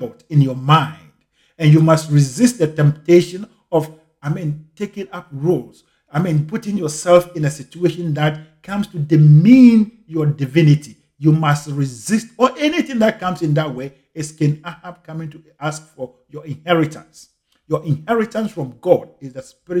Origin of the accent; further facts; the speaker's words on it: Ghana; I grew up in Ghana in the 80s